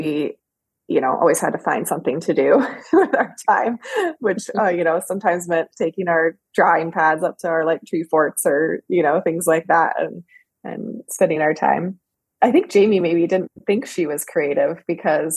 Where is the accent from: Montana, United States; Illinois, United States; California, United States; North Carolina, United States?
Montana, United States; Bozeman; We grew up in Bozeman, Montana